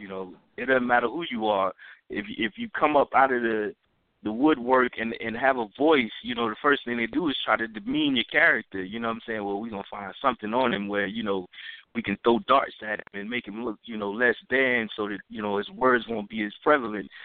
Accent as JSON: {"language": "English", "region": "the South", "country": "United States", "said": "I'm from the South"}